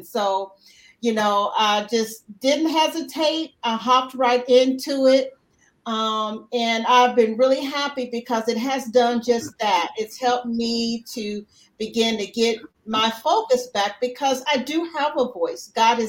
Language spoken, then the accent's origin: English; Houston, Texas, United States; I am from Houston, Texas.